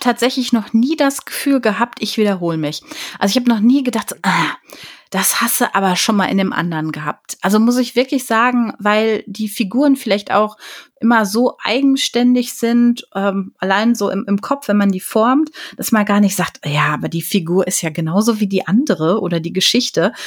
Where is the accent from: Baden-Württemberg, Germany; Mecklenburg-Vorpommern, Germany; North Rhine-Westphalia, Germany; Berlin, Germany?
North Rhine-Westphalia, Germany; Ruhr area; ich bin ja ein Pottkind. Also ich bin ja im, im Ruhrgebiet aufgewachsen